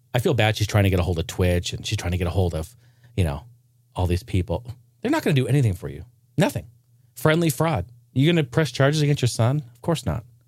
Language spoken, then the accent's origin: English; Clackamas, Oregon, United States; This drugstore where I was raised in Clackamas, Oregon, called Payless